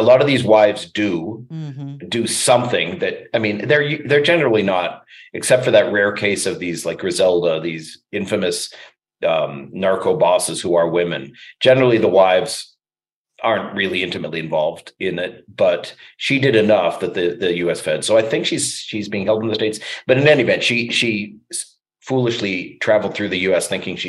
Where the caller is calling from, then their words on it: Canada; like I'm talking now from Canada, we don't have that kind of really, really severe lockdown.